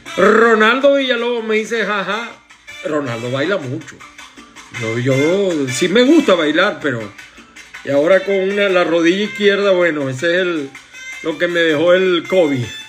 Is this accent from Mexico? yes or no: no; Maracay, Aragua, Venezuela; now in Miami, United States; de Maracay, de mi tierra también, Maracay